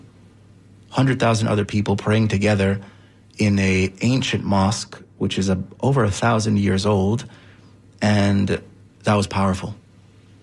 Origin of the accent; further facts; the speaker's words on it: South Florida, United States; I was raised in South Florida